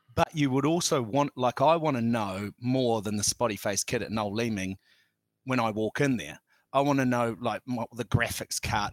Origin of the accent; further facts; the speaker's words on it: Auckland, New Zealand; I grew up on the North Shore, Auckland's North Shore